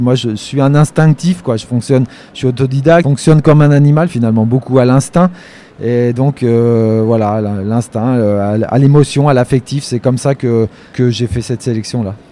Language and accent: French; Poitou, Nouvelle-Aquitaine, France; moved away as an adult; also born or lived in Île-de-France; je viens de la campagne. Je suis né dans le Poitou. J'ai eu la chance de grandir euh, un peu entouré de nature